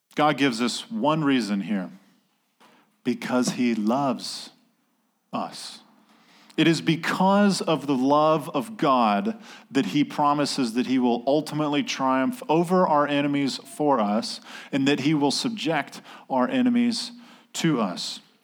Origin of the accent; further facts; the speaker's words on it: North Carolina, United States; I'm from North Carolina